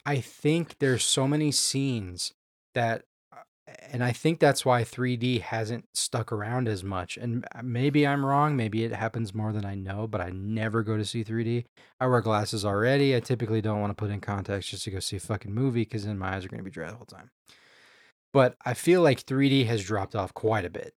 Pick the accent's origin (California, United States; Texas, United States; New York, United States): Texas, United States; Houston; I grew up in Houston